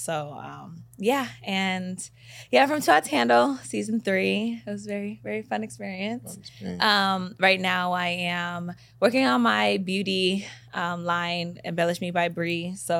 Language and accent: English; Waterbury, Connecticut, United States; also born or lived in Bay Area; now in Los Angeles, United States; I'm originally from Waterbury, Connecticut, but I came to L.A. from the Bay Area, so I kind of like... From all over, I guess you can say.